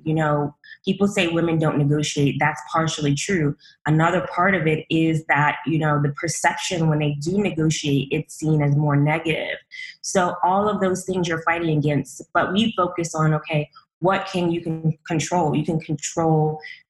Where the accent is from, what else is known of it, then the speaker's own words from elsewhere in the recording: New York City, New York, United States; I'm a girl from Brooklyn. Well, really a woman from Brooklyn.